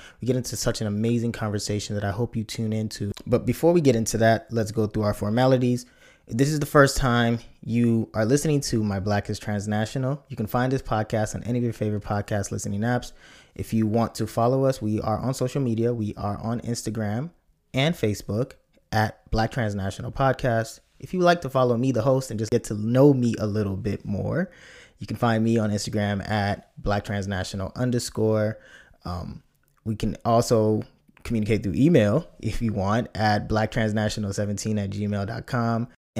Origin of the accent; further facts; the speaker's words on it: Nigeria; as a kid growing up, it was always good to watch and see someone with a name that was Nigerian. And as a Nigerian, I could tell.